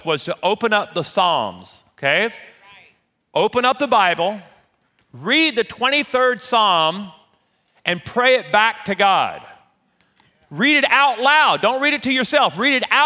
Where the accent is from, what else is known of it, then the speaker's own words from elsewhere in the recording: Louisiana, United States; moved away as an adult; also born or lived in Shreveport, Louisiana / Amarillo, Texas; we're Louisiana people